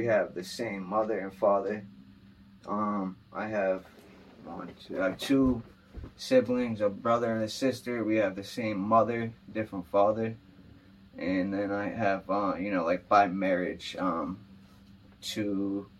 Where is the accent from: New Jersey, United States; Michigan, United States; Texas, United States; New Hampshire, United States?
New Hampshire, United States; Manchester; also born or lived in New York City; I'm from Manchester, New Hampshire. Born and raised.